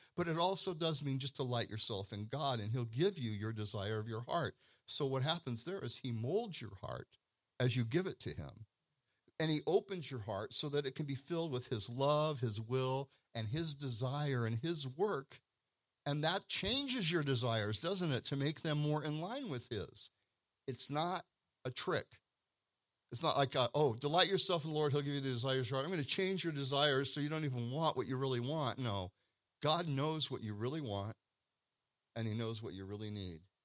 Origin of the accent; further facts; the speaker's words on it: Pacific Northwest, United States; I come from the Pacific Northwest